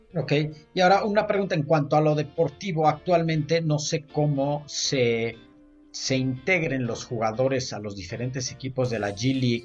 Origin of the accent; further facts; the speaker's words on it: Mexico; como mexicanos